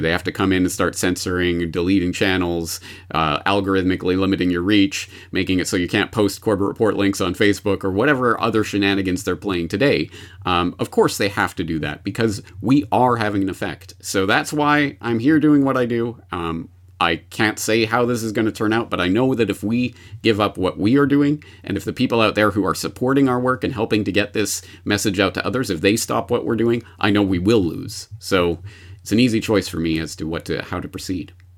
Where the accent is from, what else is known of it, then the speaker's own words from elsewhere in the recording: Canada; now in Japan; I am a Canadian, uh, in Japan who is also an anarchist